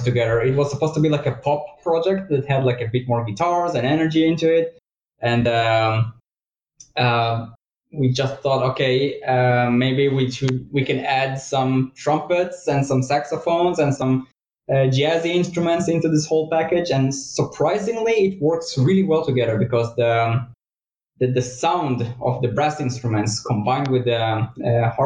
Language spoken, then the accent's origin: English; Israel; now in Germany; I'm also from Israel